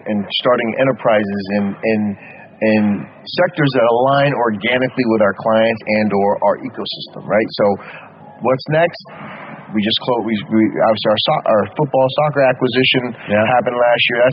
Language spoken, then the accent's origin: English; Baghdad, Baghdad Governorate, Iraq; moved away; also born or lived in United States; I was born in Iraq, Baghdad, Iraq